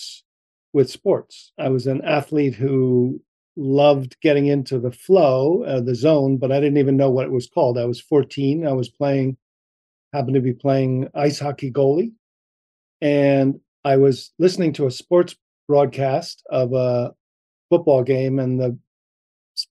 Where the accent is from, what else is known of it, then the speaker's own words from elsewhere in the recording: New Jersey, United States; growing up in New Jersey